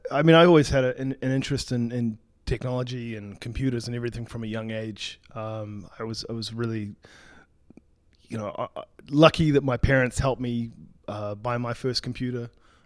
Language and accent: English; New Zealand; In fact, I'm half American, half New Zealand. {S0} Oh. {S1} A New Zealander, yeah.